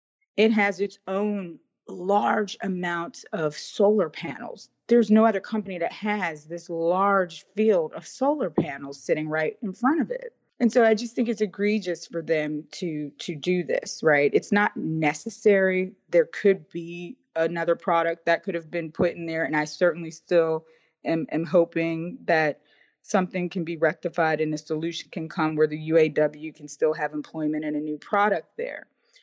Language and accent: English; Braddock, Pennsylvania, United States; my hometown in Braddock